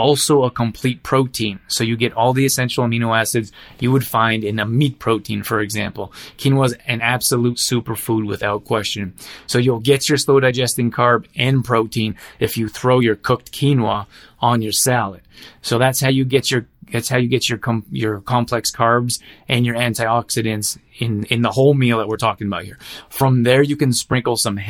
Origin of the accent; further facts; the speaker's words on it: Alberta, Canada; I grew up in Alberta